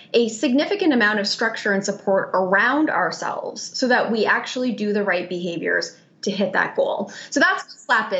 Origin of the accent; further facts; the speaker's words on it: Canada; moved away as an adult; also born or lived in New York, United States; now in Melbourne, Australia; I am Canadian. I've lived in New York for 12 years, so I'm also a proud New Yorker